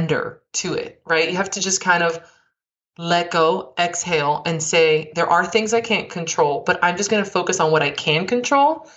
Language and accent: English; Miami, Florida, United States; I grew up in Miami, which I'm just similar